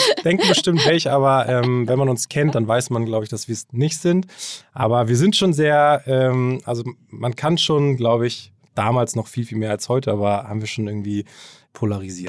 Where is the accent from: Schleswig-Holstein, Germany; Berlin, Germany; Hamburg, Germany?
Hamburg, Germany; also born or lived in Kiel; ich bin ähm, gebürtiger Hamburger, bin hier aufgewachsen, äh, zur Schule gegangen